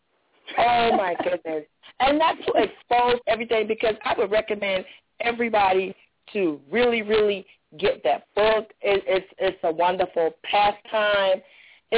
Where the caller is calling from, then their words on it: Jacksonville, United States; I'm calling from Jacksonville